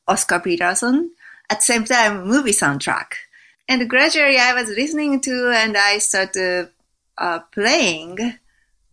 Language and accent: English; Japan; I was raised in Japan